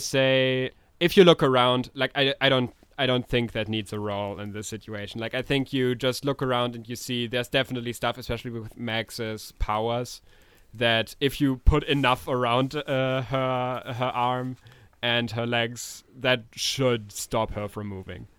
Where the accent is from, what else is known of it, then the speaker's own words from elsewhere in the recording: Germany; we're we're from Germany.